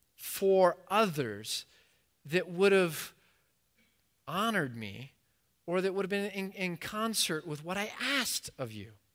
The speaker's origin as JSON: {"language": "English", "country": "United States", "said": "as an American"}